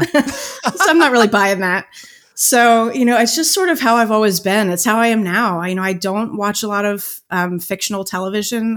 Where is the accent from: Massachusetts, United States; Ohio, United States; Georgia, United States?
Ohio, United States; Cincinnati; born or raised there